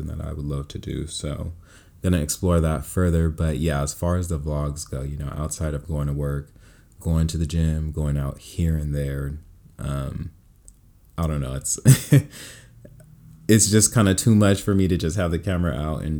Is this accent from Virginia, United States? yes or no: no; Bay Area, California, United States; moved away as an adult; also born or lived in Stockton, California; now in Los Angeles, United States; born and raised in California. I was born in Stockton, raised in the Bay Area, and now I'm out here in Los Angeles.